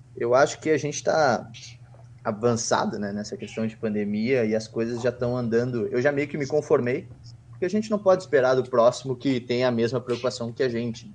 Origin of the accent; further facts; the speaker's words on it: Porto Alegre, Rio Grande do Sul, Brazil; A gente fala de Porto Alegre.